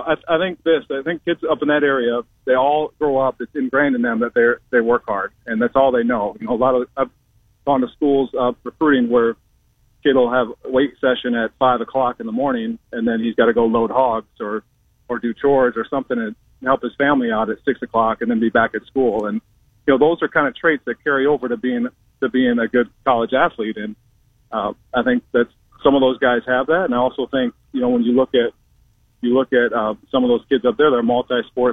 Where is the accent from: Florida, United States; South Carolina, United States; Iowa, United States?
Iowa, United States; Alvord; also born or lived in Cleveland, Ohio / Sioux Falls, South Dakota; I was an Alvord guy